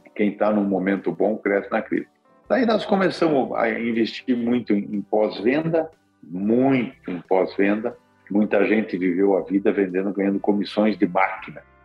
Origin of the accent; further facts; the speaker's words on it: Curitiba, Paraná, Brazil; moved away; also born or lived in Rondonópolis; como nós somos de Curitiba